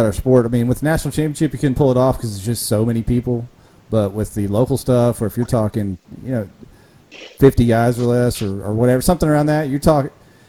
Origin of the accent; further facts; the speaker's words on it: Dayton, Ohio, United States; I'm a Dayton boy, born and raised in Dayton right there.